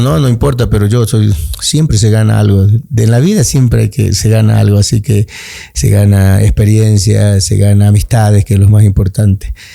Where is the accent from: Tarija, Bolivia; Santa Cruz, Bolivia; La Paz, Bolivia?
Tarija, Bolivia; Villamontes; a mi pueblo, a Villamonte, a mi Chaco